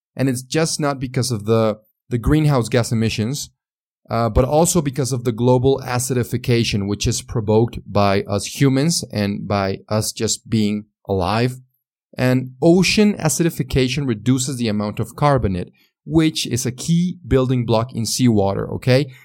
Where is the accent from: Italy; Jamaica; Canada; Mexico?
Mexico; accent: Mexican; English is a second language; also born or lived in San Luis Potosí, Mexico; my Mexican accent.